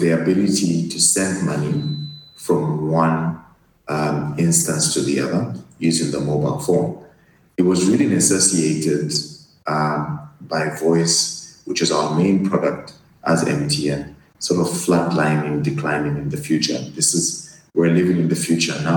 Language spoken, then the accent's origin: English; Luanshya, Copperbelt Province, Zambia; moved away as an adult; I was born and bred on the Copper Belt, which is our mining hub here in Zambia